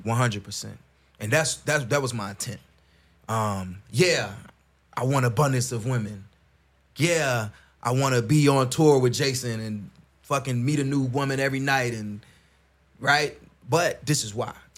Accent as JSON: {"language": "English", "town": "Chicago", "region": "Illinois", "country": "United States", "tie": "born or raised there", "said": "I grew up in Chicago."}